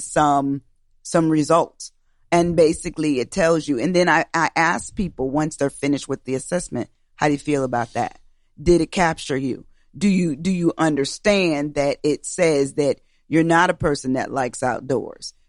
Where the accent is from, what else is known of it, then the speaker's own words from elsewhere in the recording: Schenectady, New York, United States; moved away; also born or lived in Albany, New York; I was born and raised in the Capital District, Albany, New York, um, area. Uh, actually, I was born in Schenectady